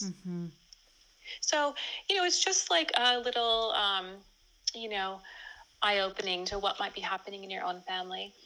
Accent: California, United States; now in England; I'm originally from California, but now I reside in England

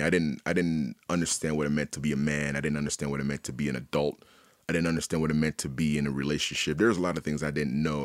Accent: Haiti; also born or lived in Montreal, Canada; now in Halifax, Canada; I was born and raised in Haiti

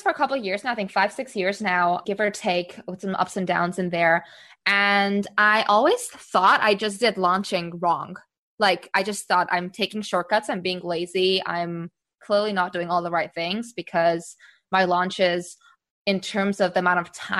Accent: Singapore; also born or lived in United States / Czech Republic; now in Amsterdam, Netherlands; I'm based in Amsterdam in the Netherlands, although I grew up in Singapore and all over the US and also Czech Republic.

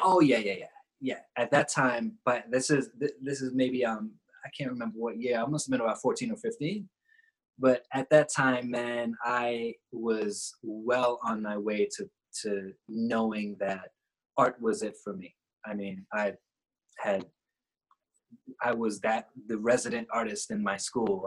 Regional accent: New York, United States; also born or lived in Trinidad; I grew up in New York, was born in Trinidad, um, grew up in New York

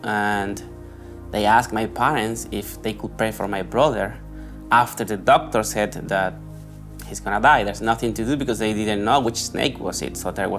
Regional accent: Colombia; moved away; I'm from Colombia. And basically, we used to live, my family and I used to live in a little town in close to the city where I am from.

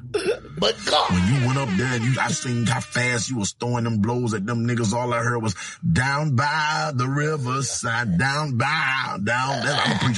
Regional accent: Montgomery, Alabama, United States; I've been in Montgomery. You know, I'm from Montgomery

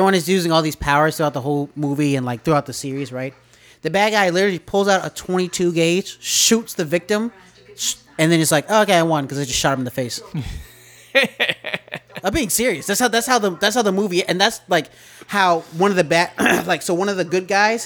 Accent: the South, United States; I'm from the South

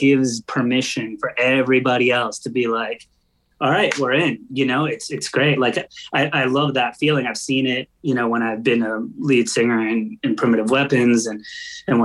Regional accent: Long Island, New York, United States; I grew up on Long Island and that's, you know, an hour away from New York City

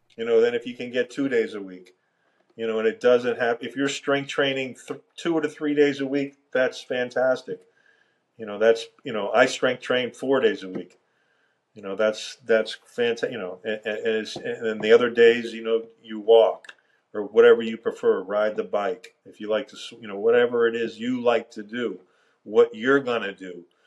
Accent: Miami, Florida, United States; I grew up in Miami

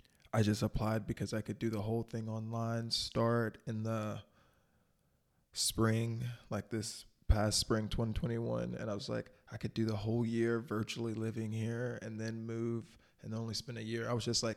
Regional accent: the South, United States; Like growing up in the South, you know, going to a private or prestigious higher education university was not really something that we strove to do.

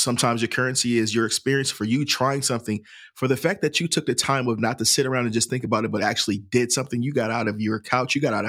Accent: St. Louis, Missouri, United States; I'm from St. Louis, Missouri originally. So my family, I traveled a lot.

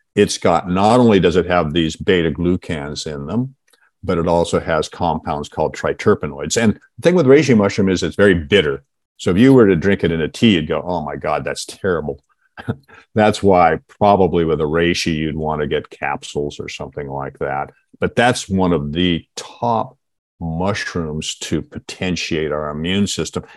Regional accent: Seattle, Washington, United States; I actually grew up in um, Seattle

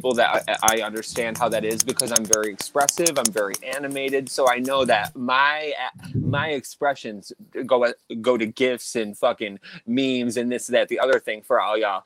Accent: Baldwinsville, New York, United States; growing up in Central New York, our schools were separated differently

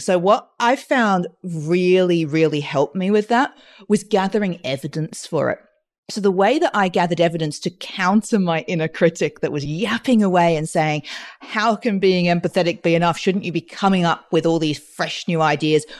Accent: Australia; I grew up in Australia speaking French because of my Mauritian mother and my, then I had my British dad

